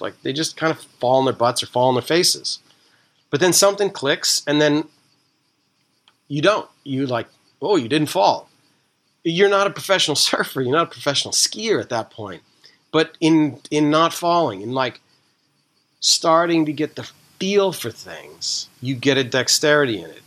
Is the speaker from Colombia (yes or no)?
no; East Coast, United States; I grew up on the East Coast